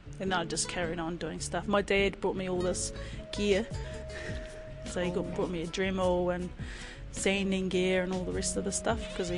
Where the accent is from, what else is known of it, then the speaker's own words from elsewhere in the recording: Devonport, Auckland, New Zealand; born there; also born or lived in Waiouru; I was born up in Auckland, in Devonport, kei raro I te motu o Rangitoto, and that was because my dad was in the Navy.